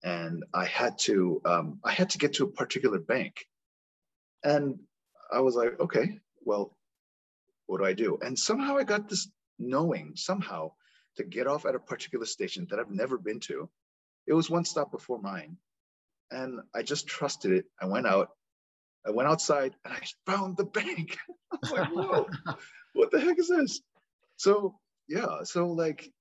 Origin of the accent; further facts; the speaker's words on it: United States; accent: American; also born or lived in South Korea; I'm a Korean American. I was born and raised here, but I have a slight American accent